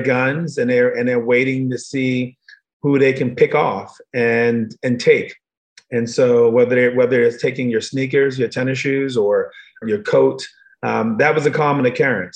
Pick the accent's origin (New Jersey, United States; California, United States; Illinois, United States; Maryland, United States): Maryland, United States; Baltimore; I was born in Baltimore, Maryland, but in the wrong part of Baltimore